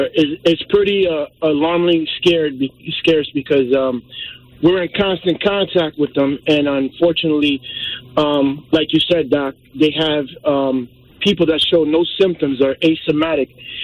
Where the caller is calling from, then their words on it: New Jersey, United States; from New Jersey. I currently work in a prison system